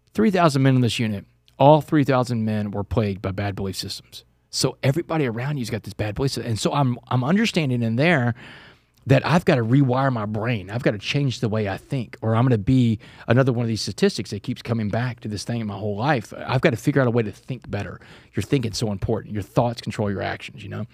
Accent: Texas, United States; my home state

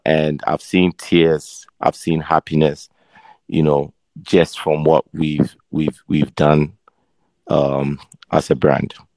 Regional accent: Ghana; moved away as an adult; also born or lived in London / Philadelphia; now in United States; so I was born in London. Um, I was raised in Ghana, and I was bred in Philadelphia when I came to college.

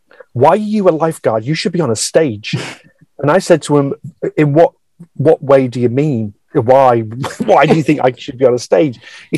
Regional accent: North East England, United Kingdom; accent: northeast; moved away; my accent, my northeast accent has calmed down a lot. It was very strong when I first went down south, and I remember just being abused, as in almost bullied by people for being from the Northeast.

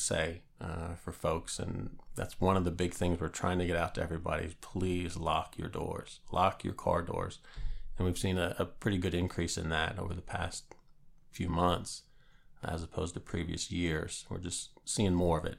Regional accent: Northeast Pennsylvania, United States; moved away as an adult; also born or lived in Norfolk, Virginia; now in James City County, United States; Born and raised in Northeast Pennsylvania

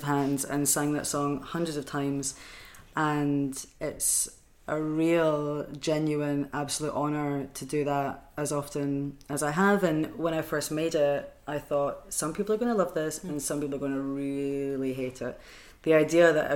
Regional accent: Edinburgh, Scotland, United Kingdom; now in Glasgow, United Kingdom; I grew up in Edinburgh

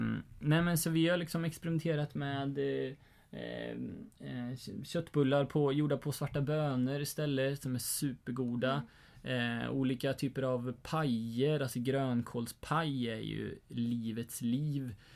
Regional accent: Sweden; vi egentligen som svenskar

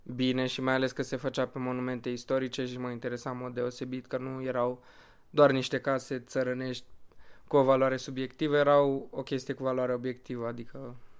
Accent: Bucharest, Romania; sunt din București, am 23 de ani și vin de 4 ani

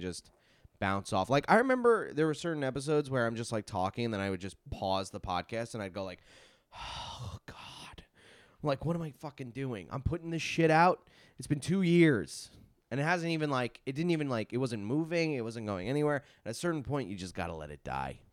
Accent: Long Island, New York, United States; I'm from Long Island

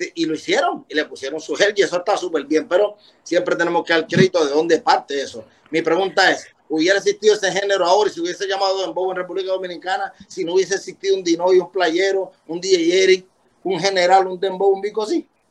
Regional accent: Puerto Rico; Porque nosotros tenemos ese gusto para la música

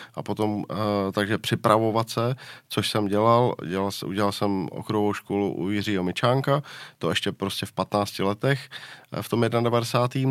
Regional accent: Liberec, Liberec Region, Czechia; já jsem byl z Liberce

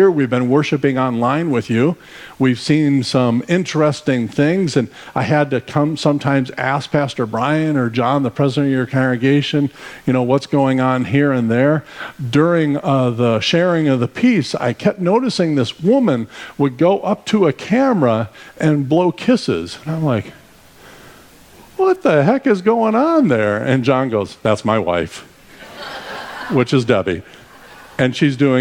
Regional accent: Arizona, United States; We are from Arizona, so we traveled from Arizona to join you for the summer

